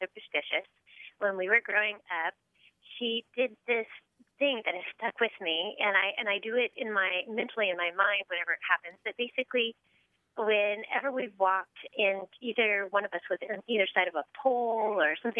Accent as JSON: {"language": "English", "town": "San Diego", "region": "California", "country": "United States", "said": "I'm from San Diego, but I'm actually in D.C. today."}